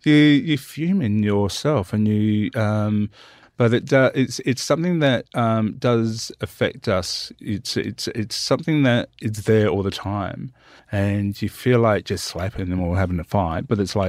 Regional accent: Australia; also born or lived in Western Victoria; I'm Nalunga and Gwindjamar. I'm from South Australia and Western Victoria.

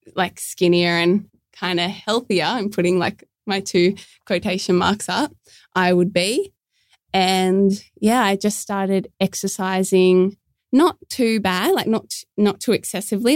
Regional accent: Port Kembla, New South Wales, Australia; I'm from Port Kembla, which is just a little bit south of Wollongong

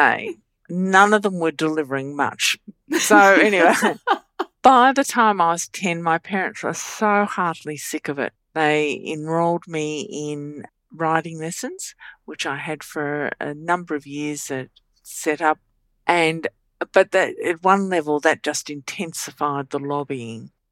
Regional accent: Bendigo, Victoria, Australia; also born or lived in Melbourne; So I lived in Bendigo

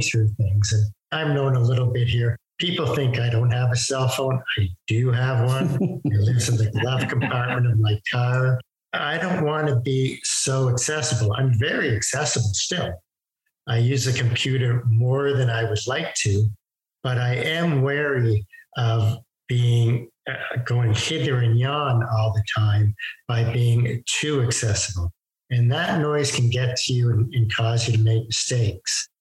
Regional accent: Toronto, Ontario, Canada; we're from Toronto

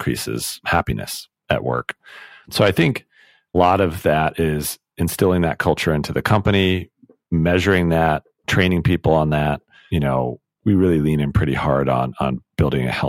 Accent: United States; also born or lived in United Kingdom; So I'm American, my wife is British

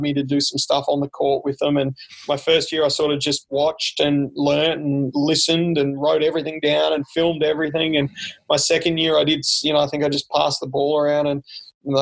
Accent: Brisbane, Queensland, Australia; moved away as an adult; also born or lived in Bundaberg; now in Pullman, United States; I'm from Brisbane

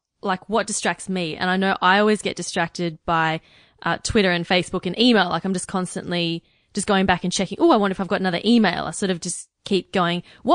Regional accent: Australia; As an Australian, we love Canadians.

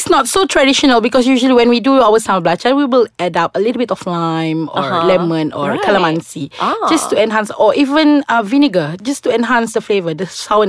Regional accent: Sarawak, Malaysia; I'm from Sarawak

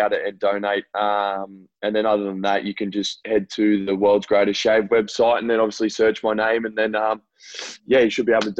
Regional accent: Gold Coast, Queensland, Australia; It's my hometown. I grew up here and pretty much my whole life.

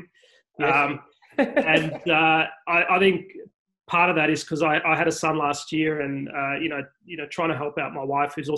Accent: Melbourne, Victoria, Australia; moved away; I grew up in Moonee Ponds

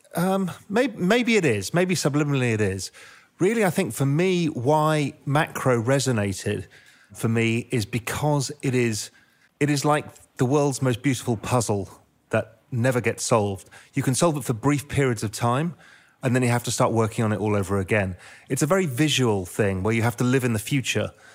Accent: England, United Kingdom; also born or lived in India / Spain; now in Cayman Islands; I'm half Indian, half Dutch, grew up in England, lived in India for a bit, lived in Spain for ten years, and now live in the Cayman Islands

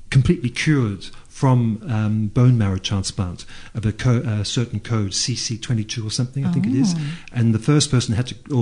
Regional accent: Beaumaris, Victoria, Australia; I came from Beaumaris

